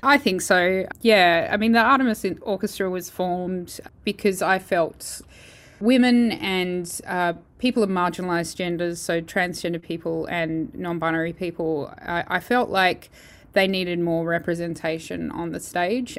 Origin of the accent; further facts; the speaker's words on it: Perth, Western Australia, Australia; moved away as an adult; also born or lived in Holland; I'm originally from Perth, so it's lovely to be near all my family again